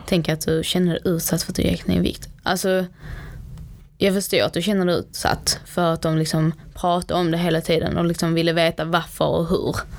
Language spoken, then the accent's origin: Swedish; Sweden; Jag är dock född i Sverige